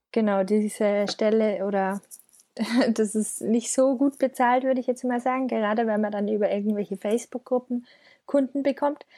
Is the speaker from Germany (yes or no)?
yes; Schongau, Bavaria, Germany; moved away as an adult; now in Munich, Germany; ich komme aus einem Dorf nähe München, Aha. eine Stunde südlich. Das ist äh, 12.000 Einwohner und genau, bin dort aufgewachsen